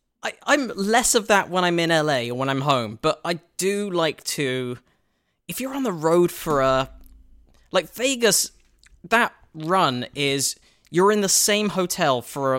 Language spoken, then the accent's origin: English; United Kingdom; obviously, I walk on as a Brit and I've got this face